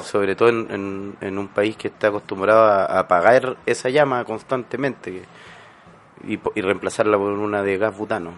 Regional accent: Chile

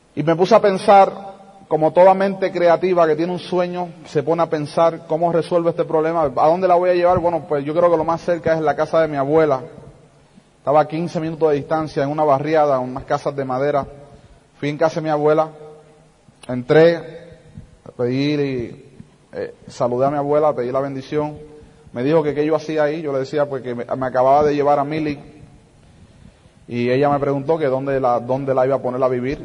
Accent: New York City, New York, United States; yo nací en los Estados Unidos, en la ciudad de Brooklyn

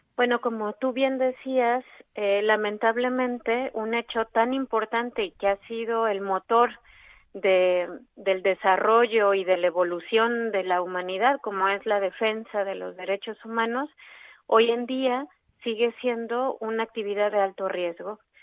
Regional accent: Mexico; yo soy mexicana.

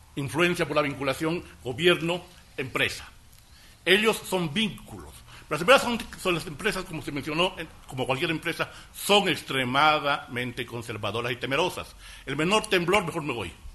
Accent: Ecuador; mi experiencia como embajador ecuatoriano en el Japón

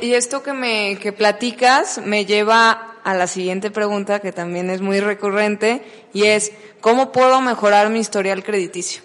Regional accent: Mexico; como buena persona mexicana

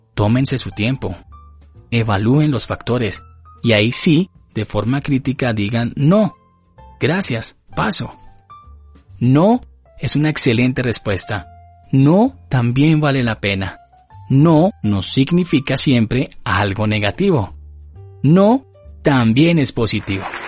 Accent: Colombia; como somos buenos colombianos

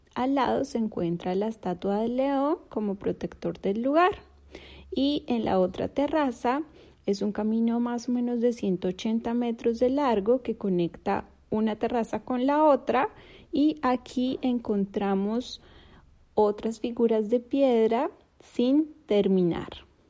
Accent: Colombia; moved away as an adult; now in Turkey

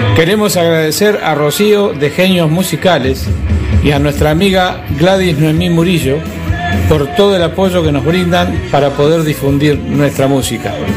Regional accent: Argentina; Somos una banda argentina

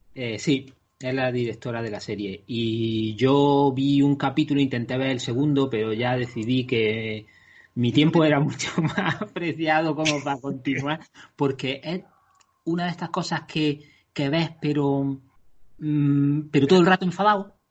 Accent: Andalusia, Spain; soy andaluz

